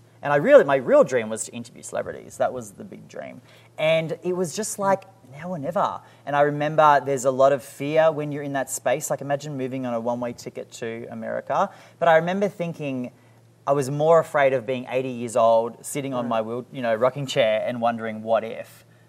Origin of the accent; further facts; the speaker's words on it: Sydney, New South Wales, Australia; now in United States; So I came from Sydney, right? And you need a couple of million bucks to get just a house.